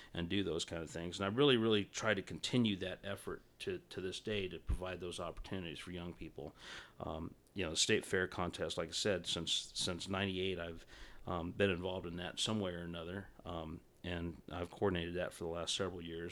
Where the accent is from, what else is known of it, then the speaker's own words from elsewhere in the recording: Southern Arizona, United States; I grew up on ranches in Southern Arizona